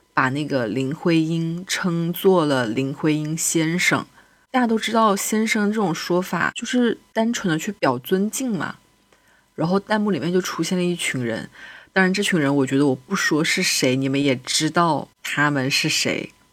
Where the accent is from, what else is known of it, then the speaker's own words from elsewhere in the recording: China; 身为一个中国人